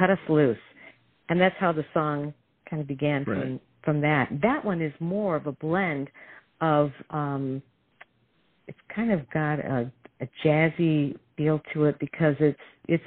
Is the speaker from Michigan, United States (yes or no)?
yes; Detroit, Michigan, United States; I was raised in Detroit, where you have to have soul.